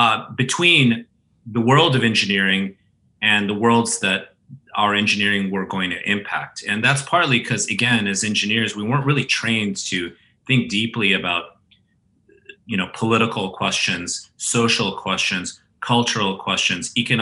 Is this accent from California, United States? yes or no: yes; California, United States; Right in the Bay Area. I went to the same high school as Steve Jobs and Steve Wozniak, Homestead High School, right near Stanford.